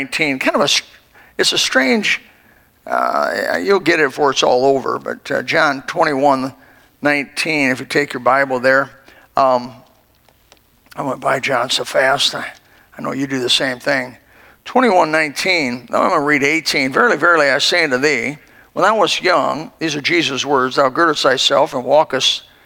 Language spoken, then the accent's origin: English; Elkhart, Indiana, United States; moved away; also born or lived in Greenville, South Carolina; in Elkhart, Indiana, where I was born